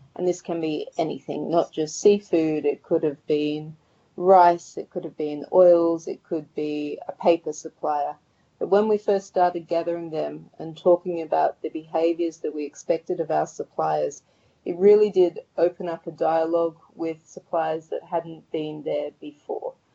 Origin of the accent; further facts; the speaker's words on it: Sydney, New South Wales, Australia; moved away as an adult; also born or lived in Thailand; now in Sydney, Australia; I moved back from Thailand after five years back home to Sydney.